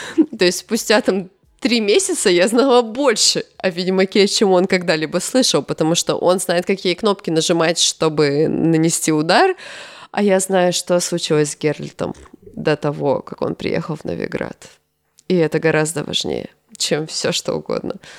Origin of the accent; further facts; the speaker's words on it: Chelyabinsk, Chelyabinsk Oblast, Russia; я родилась в Челябинске